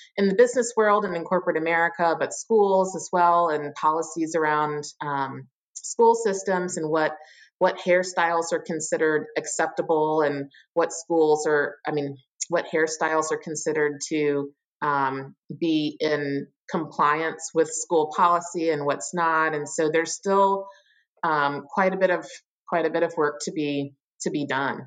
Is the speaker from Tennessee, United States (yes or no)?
no; Richmond, Virginia, United States; moved away as an adult; also born or lived in Pittsburgh, Pennsylvania; now in Chicago, United States; I am from Richmond, Virginia, or really a suburb of Richmond, Virginia, and lived there, mm, you know, my whole life until I was 18